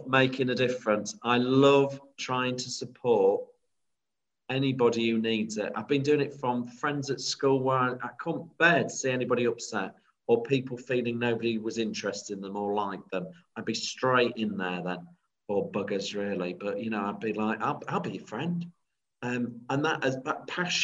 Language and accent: English; Grimsby, Yorkshire and the Humber, United Kingdom; growing up in Grimsby